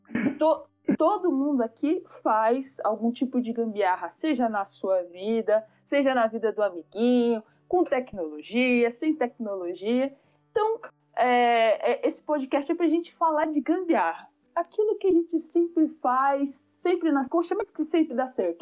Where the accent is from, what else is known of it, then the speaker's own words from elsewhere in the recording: São Paulo, Brazil; sou nascida, criada na zona norte de São Paulo, aqui nas quebradas do Jardim Tremembé